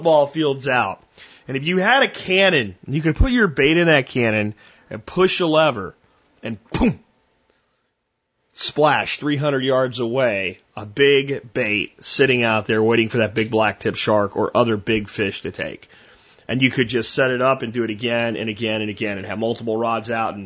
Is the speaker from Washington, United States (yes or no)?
no; Minersville, Pennsylvania, United States; moved away; also born or lived in Pottsville, Pennsylvania; I grew up in Schuylkill County, Pennsylvania, and went to school at a place called Pottsville, PA.